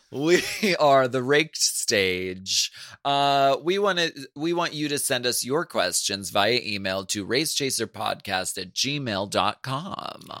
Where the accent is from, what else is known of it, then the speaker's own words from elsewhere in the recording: Erie, Pennsylvania, United States; moved away; when I did the show in Erie, Pennsylvania, my hometown